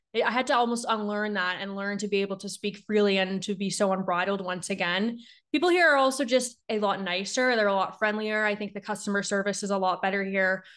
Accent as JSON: {"language": "English", "area": "Niagara region", "region": "Ontario", "country": "Canada", "tie": "born or raised there", "also_born_or_lived": "Ottawa", "moved": "as an adult", "lives_now": "Calgary, Canada", "said": "I grew up in Niagara. I grew up right in between, like, Ontario and, like, Erie"}